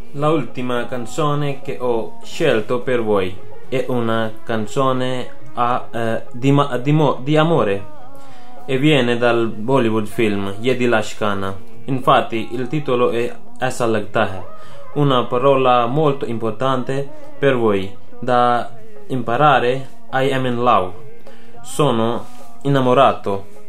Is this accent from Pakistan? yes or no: yes; Pakistan; Italian is a second language; now in Camugnano, Italy; sono pakistano. Abito a Camuniano